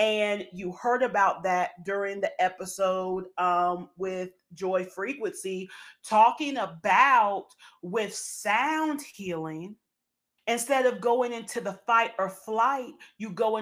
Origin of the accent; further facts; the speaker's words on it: Southern, United States; accent: Southern; my Southern accent